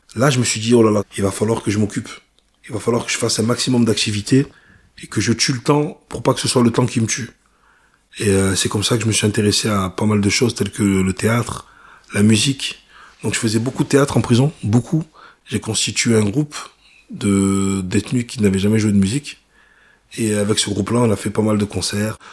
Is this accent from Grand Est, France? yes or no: no; Vitrolles, Provence-Alpes-Côte d'Azur, France; rentrer chez moi à Marseille, à Vitrolles